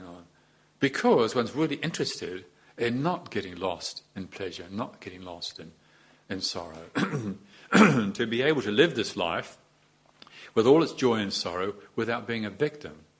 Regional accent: New Zealand; as a New Zealander

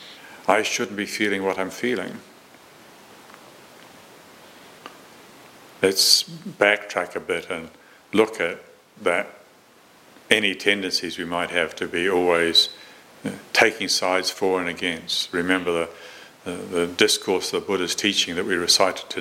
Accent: New Zealand; I was growing up in Moronsville in New Zealand

